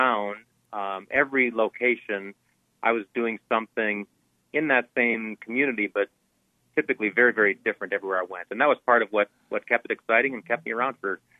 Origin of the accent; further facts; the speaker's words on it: Wisconsin, United States; moved away as an adult; I grew up in Wisconsin, I left at age 18 to go to the Air Force Academy down in Colorado Springs